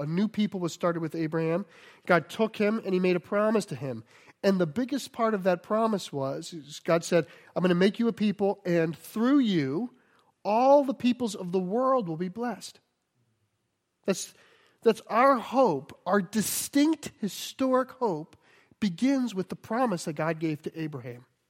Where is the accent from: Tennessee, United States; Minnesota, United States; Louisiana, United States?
Louisiana, United States; Cajun; I'm Cajun